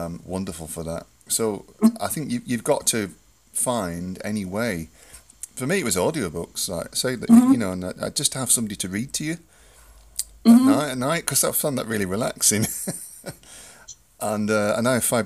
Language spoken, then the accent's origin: English; England, United Kingdom; I'm English